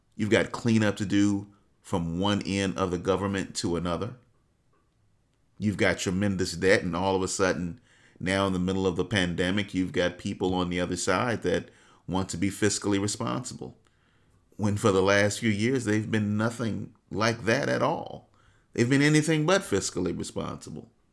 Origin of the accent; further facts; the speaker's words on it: United States; as a black man, as an American